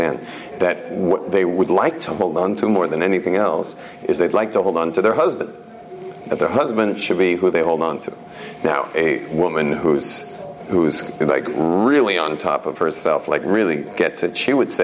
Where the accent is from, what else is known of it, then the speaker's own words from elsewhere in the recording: Jerusalem, Jerusalem District, Israel; I'm from Yerushalayim.